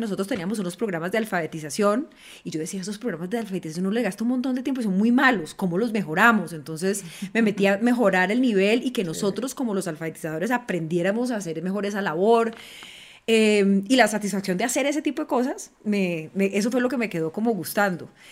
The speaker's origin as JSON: {"language": "Spanish", "town": "Cali", "region": "Valle del Cauca", "country": "Colombia", "said": "soy Caucana, caleña"}